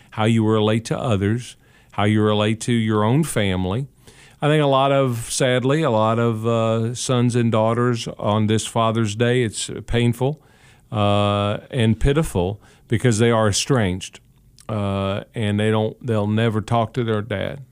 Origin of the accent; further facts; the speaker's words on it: Ashland, Kentucky, United States; also born or lived in Catlettsburg, Kentucky; my family's roots were in Catlettsburg, Kentucky. I was born in Ashley, Kentucky, but Catlettsburg, Kentucky.